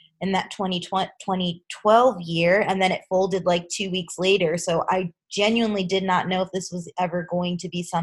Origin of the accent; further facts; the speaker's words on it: Long Island, New York, United States; I grew up on Long Island, New York